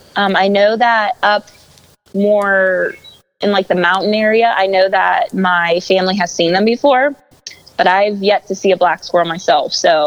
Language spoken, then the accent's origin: English; Western Pennsylvania, United States; I would rather try to get one here in my home state than pay to go somewhere or out of state for one.